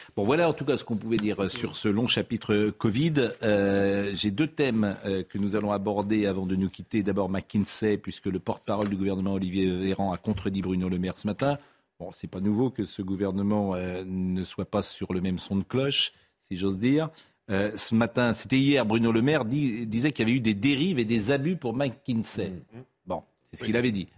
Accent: Nantes, Pays de la Loire, France; moved away; Je suis né à Nantes. Quand je vais à Nantes, je ne reconnais plus le Nantes de mon enfance

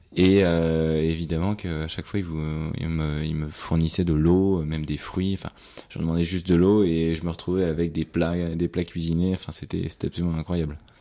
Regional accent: France; en tant que Français

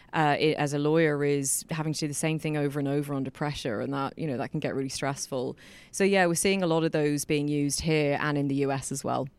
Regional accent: England, United Kingdom; moved away as an adult; now in Ireland; I was born in Ireland. I grew up in England.

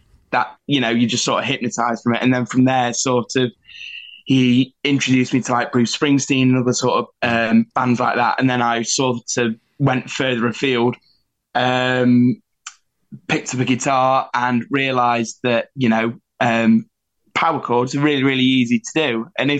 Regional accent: North West England, United Kingdom; accent: Scouse; You can tell by my Scouse accent, right?

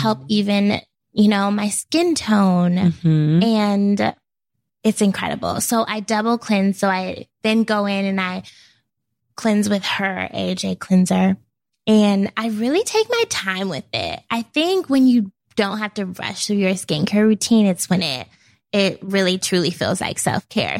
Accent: Portland, United States; moved away as an adult; now in New York, United States; growing up in Portland

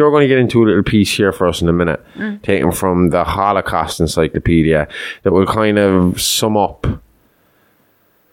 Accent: Ireland; I'm Irish, but my religious belief is more along the lines of what the fucking Norwegians fucking believed

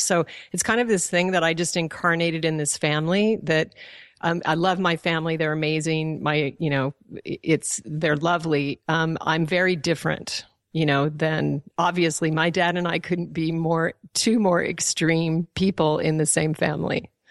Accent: Alaska, United States; also born or lived in Colorado; was born in Colorado, but I was raised in Alaska

